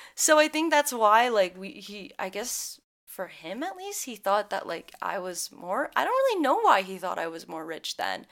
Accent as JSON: {"language": "English", "region": "Midwest", "country": "United States", "tie": "born or raised there"}